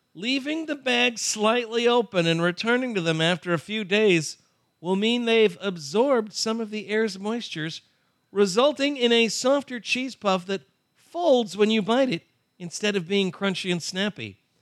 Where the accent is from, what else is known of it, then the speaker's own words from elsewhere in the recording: Chicago suburbs, Illinois, United States; I grew up in the Chicago suburbs